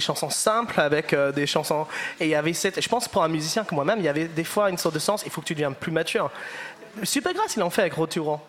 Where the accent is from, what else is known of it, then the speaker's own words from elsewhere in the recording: the north of England, United Kingdom; French is a second language; moved away; je viens du nord d'Angleterre